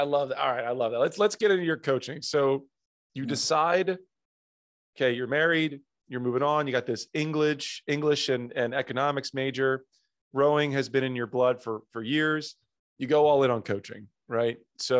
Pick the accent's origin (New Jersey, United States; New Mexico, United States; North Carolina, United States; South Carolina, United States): New Jersey, United States; I grew up in South Jersey